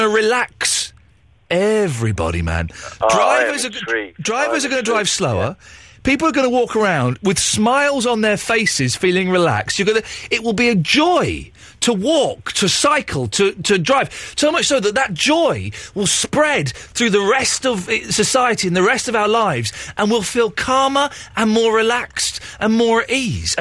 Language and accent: English; Slough, South East England, United Kingdom; I grew up in Slough in the 70s